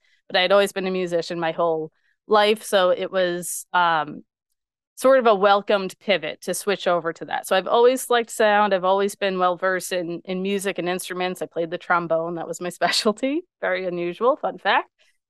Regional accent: Long Island, New York, United States; people always think that I am not from Long Island because I don't have the Long Island accent.

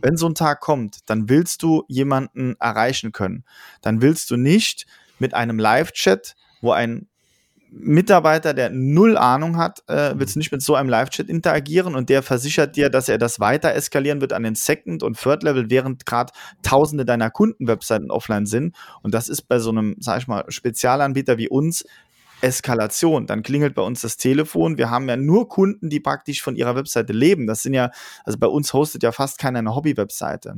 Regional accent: Saarland, Germany; wir sind aus dem Saarland, das größte Bundesland der Welt

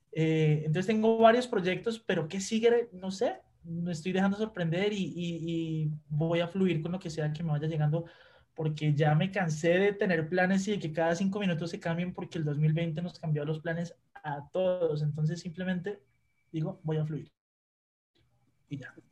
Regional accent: Colombia; moved away as an adult; now in Mexico; vengo de Colombia

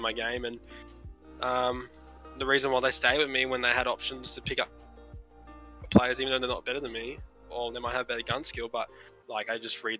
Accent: Brisbane, Queensland, Australia; we're all from Brisbane

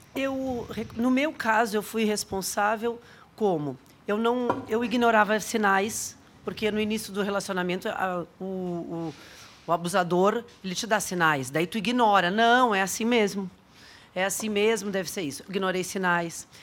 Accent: Porto Alegre, Rio Grande do Sul, Brazil; moved away; eu sou gaúcha. Eu sou gaúcha, nasci em Porto Alegre

